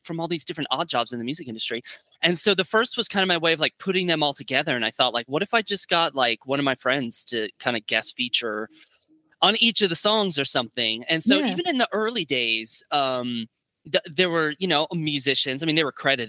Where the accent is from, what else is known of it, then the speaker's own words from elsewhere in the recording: Gainesville, Florida, United States; also born or lived in Miami, Florida; now in Nashville, United States; I grew up in Gainesville, Florida